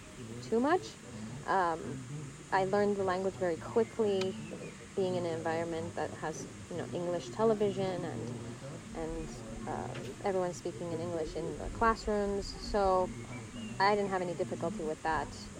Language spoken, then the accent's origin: English; Los Angeles, California, United States; also born or lived in Armenia; we moved as a family to Los Angeles. And so I grew up there. I didn't go to school in Armenia. I went to school in Los Angeles.